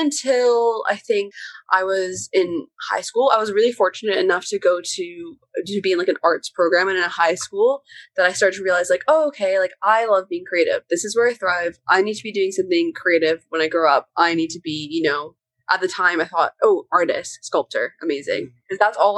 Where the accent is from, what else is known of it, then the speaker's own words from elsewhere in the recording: Markham, Ontario, Canada; moved away as an adult; now in London, United Kingdom; I grew up in Markham. I lived there my entire life. It's this very suburban town outside of Toronto, very Canadian.